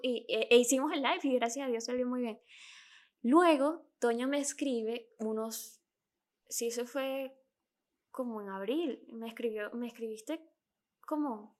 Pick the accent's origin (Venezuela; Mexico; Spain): Venezuela; accent: Venezuelan; Yo soy venezolana